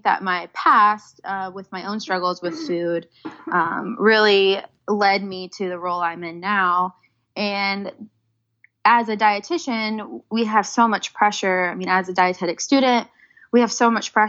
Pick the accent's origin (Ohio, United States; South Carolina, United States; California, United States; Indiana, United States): Indiana, United States; Indianapolis; I was born and raised in Indianapolis